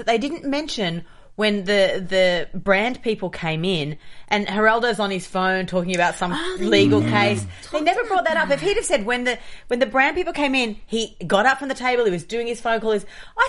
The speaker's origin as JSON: {"language": "English", "country": "Australia", "moved": "yes", "said": "I'm an Aussie"}